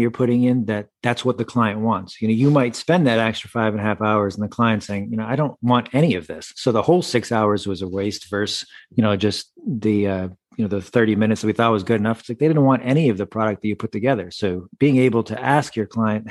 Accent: Massachusetts, United States; also born or lived in Syracuse, New York; I grew up in Massachusetts, so I've spent a lot of my life here in New England.

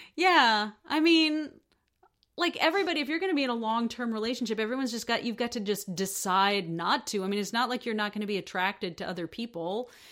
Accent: United States; I'm an American.

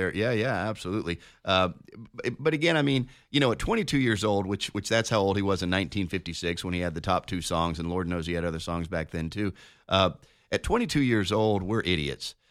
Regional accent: Denver, Colorado, United States; moved away; I'm, I'm from Denver. When you grew up, uh, in Denver.

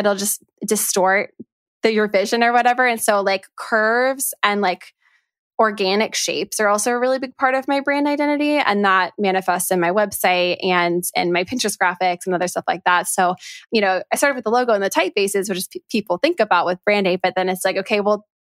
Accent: Orlando, Florida, United States; my hometown of Orlando, Florida

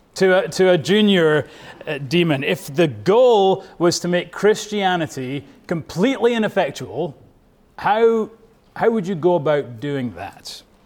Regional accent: Scotland, United Kingdom; now in United States; I am from Bonnie, Scotland, but I am now a proud American.

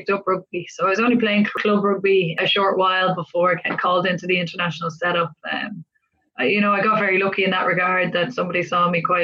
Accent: Clondalkin, Leinster, Ireland; also born or lived in Northside, Dublin; I grew up in Clondalkin and currently I play rugby for Ireland

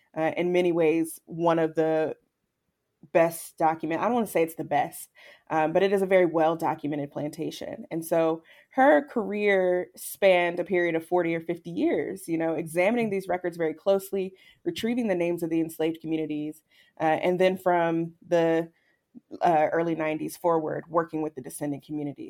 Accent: Charlottesville, Virginia, United States; now Charlottesville's my hometown, and I grew up taking field trips to Monticello

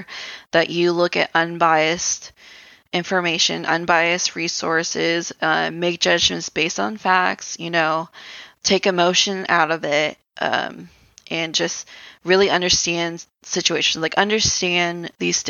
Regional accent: United States; as Americans

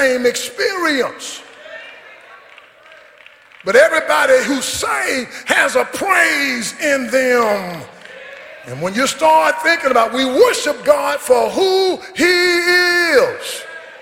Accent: Caledonia, United States; also born or lived in Longview, Texas; I was born in Caledonia, 1951, the baby of 12

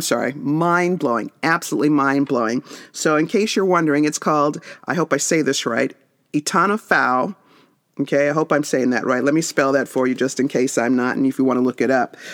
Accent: Las Vegas, Nevada, United States; moved away; I grew up in Las Vegas

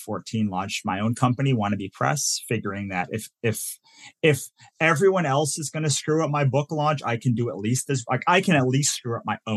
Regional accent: Virginia, United States; moved away as an adult; also born or lived in New Jersey / Maryland; now in Los Angeles, United States; I was born in New Jersey, raised in Virginia, went to school in Maryland

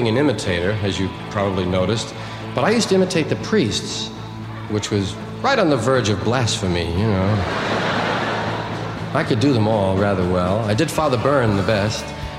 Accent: New York, United States; used to be Irish Catholic. Now I'm an American. You know, you grow. Yeah. I was from one of those Irish neighborhoods in New York, one of those kind of parish schools. Wasn't typical. It was Corpus Christi was the name of it.

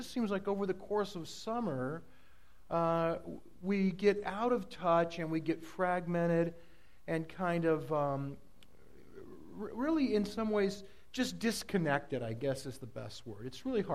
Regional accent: Southern California, United States; now in Oregon, United States; I grew up in Southern California

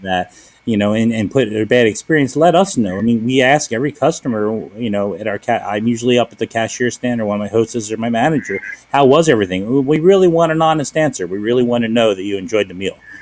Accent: Philadelphia, Pennsylvania, United States; moved away; I'm born and raised in Philadelphia

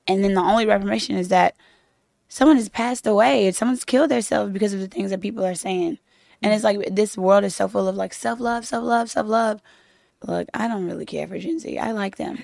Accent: Louisiana, United States; now in Los Angeles, United States; I'm from Louisiana, but we met in Los Angeles, where I live in Los Angeles now

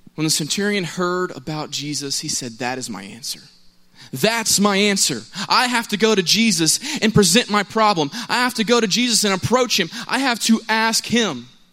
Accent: Cobb County, Georgia, United States; I'm from Cobb County. It's not too far away, but I was close to the Douglasville side of things

